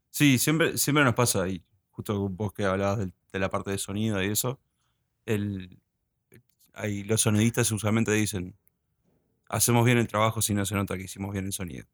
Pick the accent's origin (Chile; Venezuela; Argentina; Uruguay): Uruguay; also born or lived in United States; yo cuando era chico y nos mudamos para Uruguay con mi familia, pues yo nací en Estados Unidos